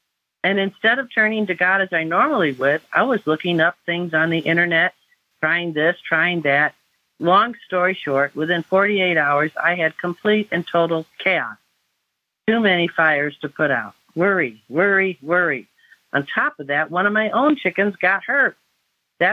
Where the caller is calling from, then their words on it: North Carolina, United States; I'm calling from North Carolina.